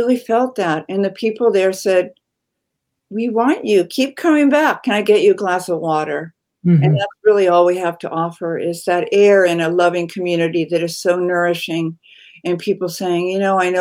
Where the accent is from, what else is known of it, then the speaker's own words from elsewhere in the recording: Marin, California, United States; I was born and raised in Marin.